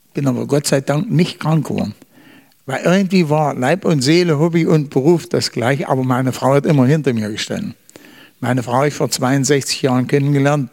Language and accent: German; Eichsfeld, Thuringia, Germany; moved away as an adult; ich komme aus dem Eichsfeld. Das ist ein Teil von Thüringen